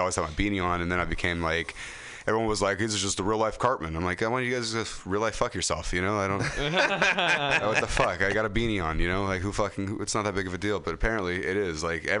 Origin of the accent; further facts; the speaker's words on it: Ripon, California, United States; I'm from Ripon, but Modesto is like it's same exact scenario. Like it's not like there's not a lot of diversity. It's a lot of just white people, white and Hispanic.